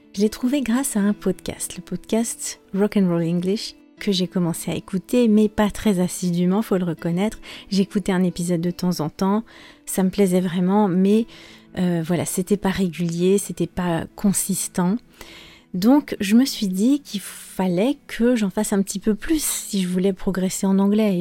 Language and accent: French; France; je suis française